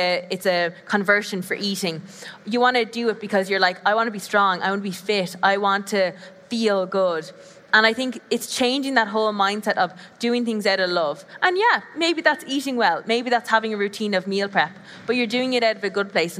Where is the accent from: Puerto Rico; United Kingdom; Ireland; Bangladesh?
Ireland; south of Ireland; accent: Irish; I'm from Ireland, if you didn't guess by the accent. South of Ireland, so it's a bit deeper